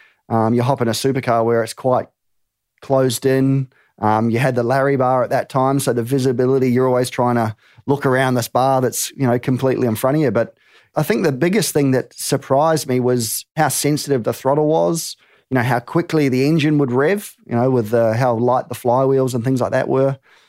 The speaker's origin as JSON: {"language": "English", "country": "New Zealand", "said": "And, you know, being New Zealander, I'm a New Zealander"}